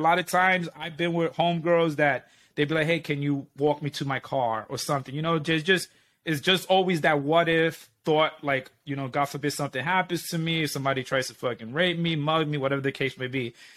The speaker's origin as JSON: {"language": "English", "region": "New York", "country": "United States", "said": "we are considered rude people."}